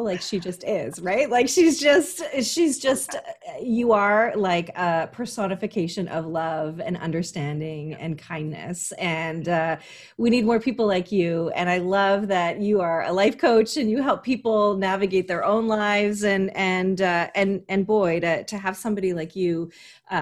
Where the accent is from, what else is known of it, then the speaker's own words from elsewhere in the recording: Canada; I like to be as typically Canadian as possible